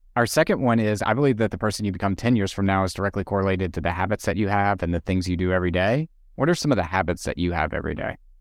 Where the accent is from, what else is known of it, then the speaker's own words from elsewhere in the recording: East Coast, United States; moved away; I'm originally from the East Coast